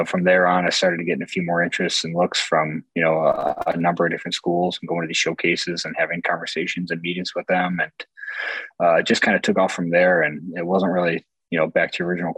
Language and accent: English; Buffalo, New York, United States; my hometown in Buffalo here